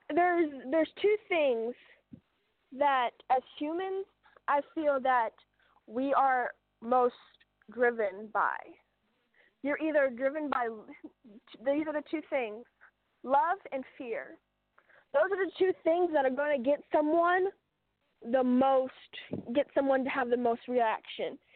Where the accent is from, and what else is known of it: United States